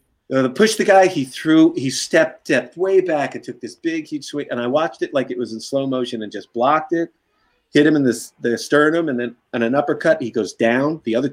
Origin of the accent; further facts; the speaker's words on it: Brooklyn, New York, United States; So like a different time, like, you know, like I said, growing up in Brooklyn.